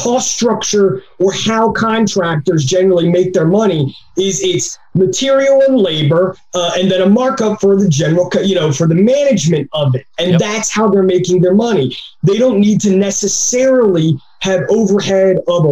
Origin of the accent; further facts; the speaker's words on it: New Jersey, United States; I'm from South Jersey